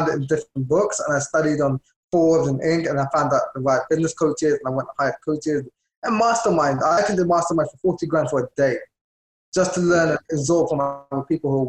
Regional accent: London, United Kingdom; moved away as an adult; now in United States; I was born and raised in London.

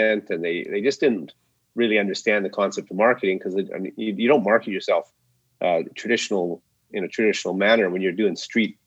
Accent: Saskatchewan, Canada; moved away; out to Saskatchewan, where I actually grew up, where the pig farm was, and where I had lots of relatives

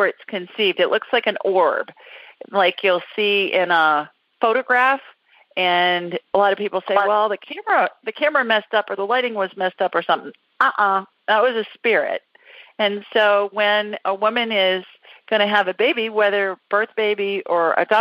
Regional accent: Columbus, Ohio, United States; City of my birth

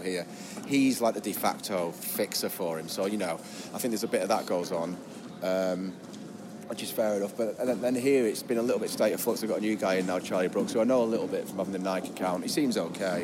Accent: Lancaster, North West England, United Kingdom; accent: Lancaster; also born or lived in Camberwell, London; I was born in London, Camberwell. But my accent's Lancaster, which is obviously about an hour north of here. Uh, but I lived in London best part of 20 years.

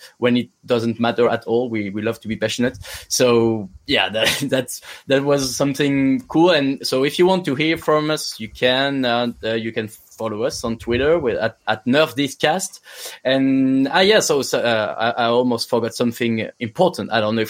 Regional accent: Quebec, Canada; No. They're from Canada. We're from Quebec, which is totally different.

